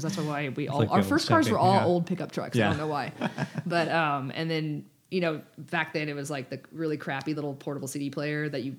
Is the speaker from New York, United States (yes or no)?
no; Austin, Texas, United States; I'm from Austin.